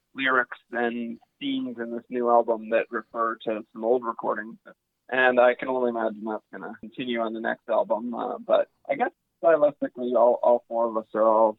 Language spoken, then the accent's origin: English; Sussex, New Brunswick, Canada; I've known since I was 5 or 6 years old. We're from Sussex and we live in the same house now